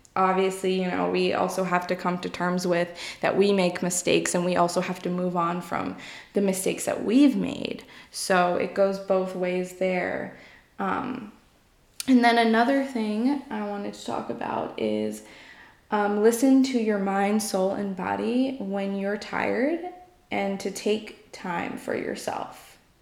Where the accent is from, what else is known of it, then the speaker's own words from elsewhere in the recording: New York, United States; I'm from New York.